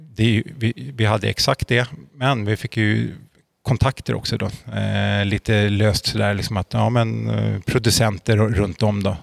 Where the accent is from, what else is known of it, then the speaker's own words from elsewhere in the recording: Uppsala, Uppsala County, Sweden; moved away as an adult; now in Norrköping, Sweden; Född och uppvuxen i Uppsala. Flyttade hit till Norrköping för tre år sedan